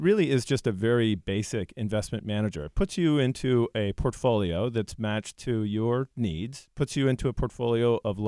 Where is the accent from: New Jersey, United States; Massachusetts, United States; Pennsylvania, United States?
New Jersey, United States; Ridgewood; Ridgewood, New Jersey.